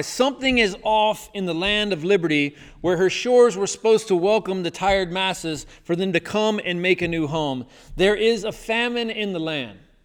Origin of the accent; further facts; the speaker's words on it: the South, United States; growing up in the South